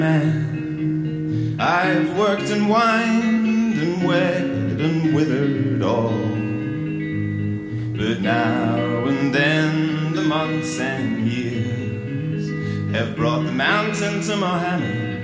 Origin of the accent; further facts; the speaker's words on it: Isle of Skye, Scotland, United Kingdom; I come from the Isle of Skye